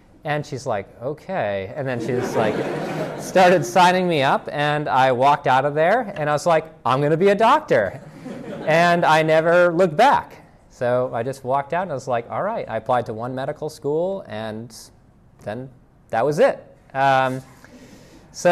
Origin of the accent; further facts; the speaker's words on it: Boston, Massachusetts, United States; moved away as an adult; also born or lived in Virginia / Indiana; now in Greenville, United States; I grew up in the Boston area